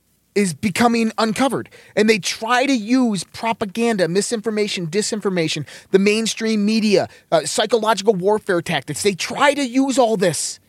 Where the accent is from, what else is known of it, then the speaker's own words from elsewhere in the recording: Caledonia, New York, United States; now in Denver, United States; Rochester, New York